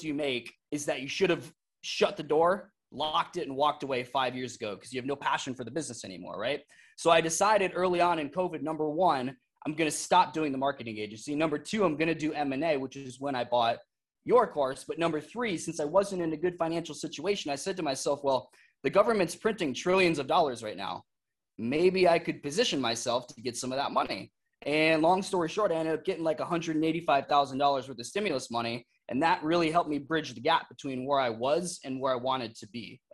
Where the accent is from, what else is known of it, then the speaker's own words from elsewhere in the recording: Iowa, United States; moved away as an adult; also born or lived in Arizona / Las Vegas; I lived in Iowa for my entire childhood.